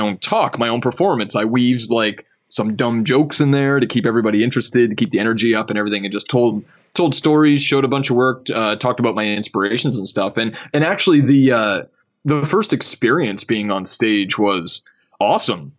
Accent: Canada; being a Canadian, you know, like, from up here

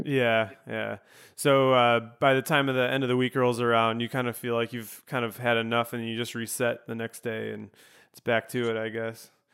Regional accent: Chicago suburbs, Illinois, United States; I'm from the suburbs as well.

